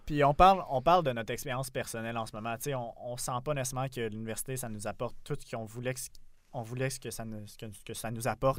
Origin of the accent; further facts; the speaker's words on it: South Shore of Montreal, Quebec, Canada; now in Montreal, Canada; j'étais dans mon petit carcan de la rive sud de, de Montréal. Après, j'étais allé, tu sais, dans la grande banlieue de Québec